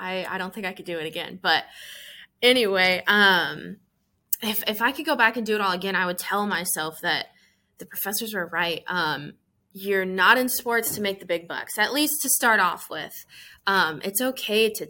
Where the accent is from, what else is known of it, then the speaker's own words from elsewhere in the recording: Iowa, United States; moved away as an adult; now in Memphis, United States; I'm from Iowa. My family's in Southeast Iowa. So moving to Memphis